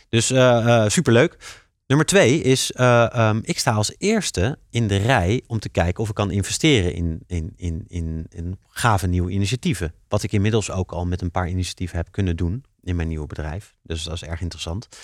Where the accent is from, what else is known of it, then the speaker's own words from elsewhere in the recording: Leiden, South Holland, Netherlands; een Leidse jongen en ik vind het heel fijn om in Leiden mijn bedrijf op te zetten.